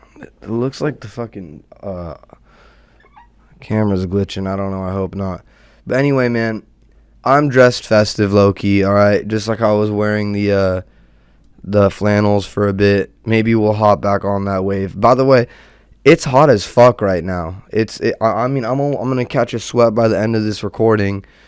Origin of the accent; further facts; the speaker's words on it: Southern California, United States; born and raised in SoCal and California native